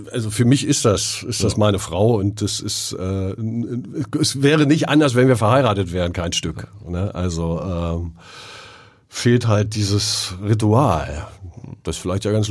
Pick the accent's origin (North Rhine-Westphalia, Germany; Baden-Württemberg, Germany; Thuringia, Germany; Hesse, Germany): Thuringia, Germany; Eichsfeld bleibt Eichsfeld. Mhm. Und das Schöne ist, dass das Eichsfeld hat ja auch so einen schönen Dialekt, ne? Den man mir aber nicht anhört, oder?